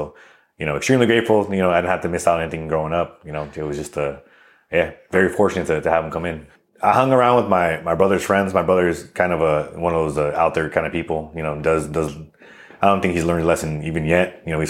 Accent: El Monte, California, United States; So I'm originally from El Monte, California. Upbringing was, you know, kind of like, I guess, everyone else's upbringing when it comes to, California in general.

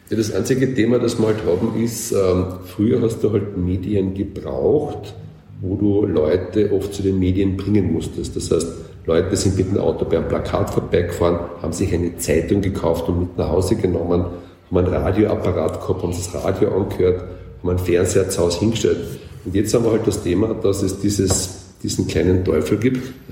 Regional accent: Carinthia, Austria; Ich als Kärntner kann das beurteilen.

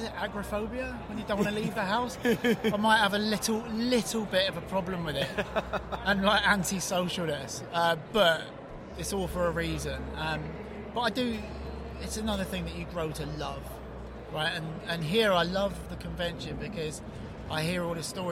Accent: England, United Kingdom; moved away as an adult; also born or lived in New York; now in United States; I brought up in England

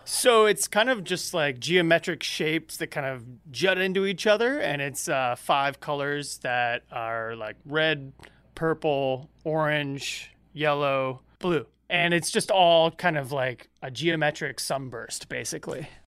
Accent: Georgia, United States; I'm from Georgia

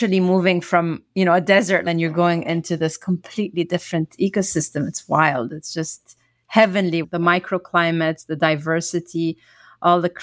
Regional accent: Cairo, Cairo Governorate, Egypt; moved away; I come from Cairo, Egypt

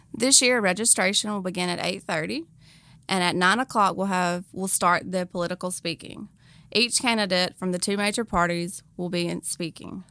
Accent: Carthage, Mississippi, United States; now in Pearl, United States; I am originally from Carthage, but I do live here in Pearl now

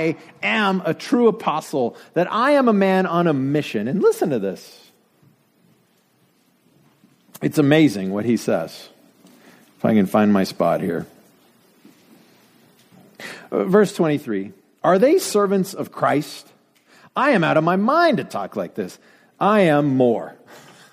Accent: Denver, Colorado, United States; moved away; I grew up in Denver

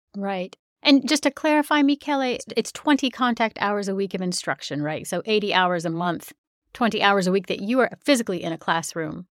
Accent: United States; being American, I've never had to do ESTA. I've got a U.S. passport

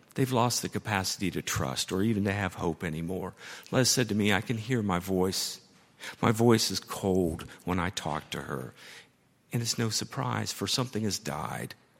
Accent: Dayton, Ohio, United States; now in Louisville, United States; We're both from Dayton, Ohio, and now we're both in Kentucky, me and Louisville

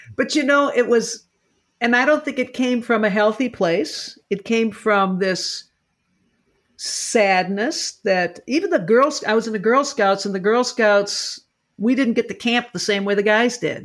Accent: Lockport, Illinois, United States; born or raised there

